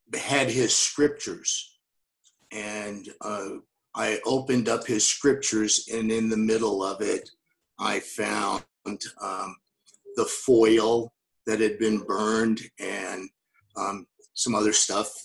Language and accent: English; Las Vegas, Nevada, United States; moved away; I grew up in Las Vegas